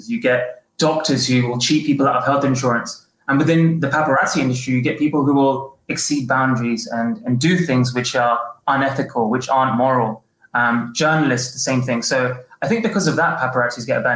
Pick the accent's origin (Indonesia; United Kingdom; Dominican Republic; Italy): United Kingdom; London; moved away as an adult; now in Los Angeles, United States; My life switched over to Los Angeles, but I was born and bred in London